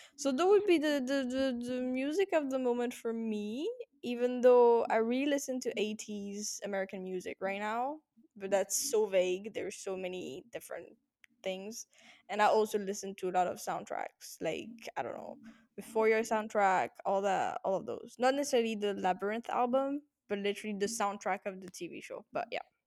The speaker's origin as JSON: {"language": "English", "country": "France", "moved": "yes", "lives_now": "Amsterdam, Netherlands", "said": "I'm 21 and I'm French."}